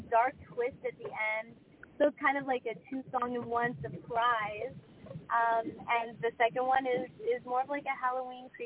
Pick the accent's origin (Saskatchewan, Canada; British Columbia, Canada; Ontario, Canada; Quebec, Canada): Ontario, Canada; Toronto; I'm 23 years old. I'm from Toronto, Ontario.